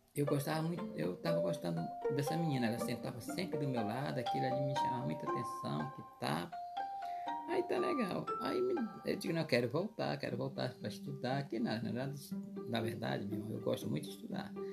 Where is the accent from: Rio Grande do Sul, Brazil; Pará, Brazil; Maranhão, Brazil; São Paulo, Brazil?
Pará, Brazil; Guamá; morei muito tempo no Guamá.